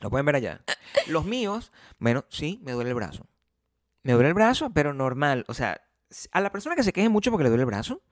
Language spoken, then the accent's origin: Spanish; Paraguaná, Falcón, Venezuela; accent: generic paraguanero; moved away; also born or lived in Caracas